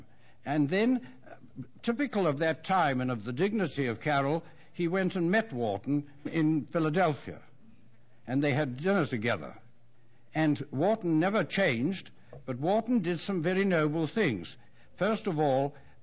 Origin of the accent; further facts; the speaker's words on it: England, United Kingdom; as an Englishman